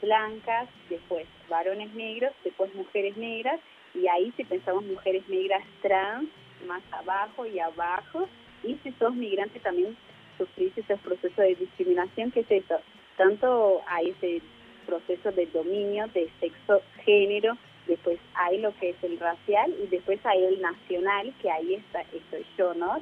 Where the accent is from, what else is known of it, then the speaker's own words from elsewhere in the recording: Brazil; now in Argentina; nací en Brasil